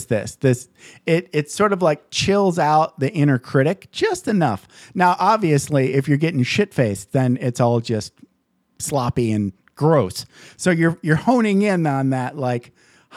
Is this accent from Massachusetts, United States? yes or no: no; Michigan, United States; moved away as an adult; I grew up in Michigan